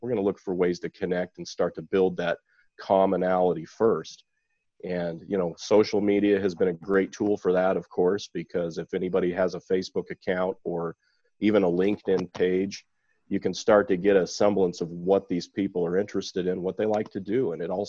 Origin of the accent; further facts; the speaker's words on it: Utah, United States; I grew up in Utah.